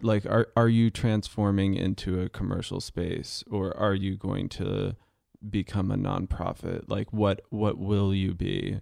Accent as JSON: {"language": "English", "town": "San Jose", "region": "California", "country": "United States", "tie": "born or raised there", "also_born_or_lived": "New York State", "lives_now": "Los Angeles, United States", "said": "my family moved to um, San Jose uh, in 1990"}